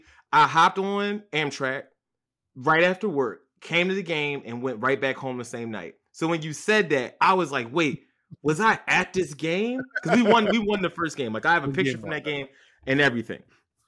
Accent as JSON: {"language": "English", "town": "Philadelphia", "region": "Pennsylvania", "country": "United States", "tie": "born or raised there", "moved": "as an adult", "lives_now": "Brooklyn, United States", "said": "Born and raised, yes, sir. Southwest Philadelphia."}